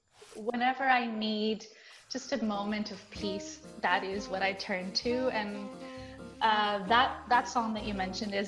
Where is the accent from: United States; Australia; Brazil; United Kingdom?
Brazil; first language Portuguese; English is a second language; now in Calgary, Canada; so we come from Brazil. And that's where I was born, where my parents were born, where my brother was born. And so my first language is Portuguese